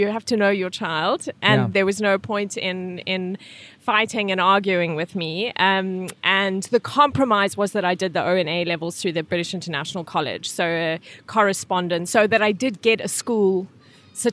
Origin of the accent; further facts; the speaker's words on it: Welkom, Free State, South Africa; moved away as an adult; also born or lived in Amsterdam / New Zealand; now in Norway; So I'm from South Africa, grew up in a place in South Africa most people have never heard of, which is legitimately called Welkom.